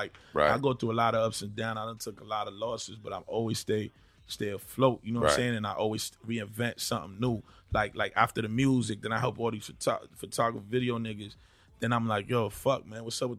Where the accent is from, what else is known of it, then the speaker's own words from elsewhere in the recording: Boston, Massachusetts, United States; also born or lived in New York City (Bronx); I was born in New York. Yeah, I'm from Boston.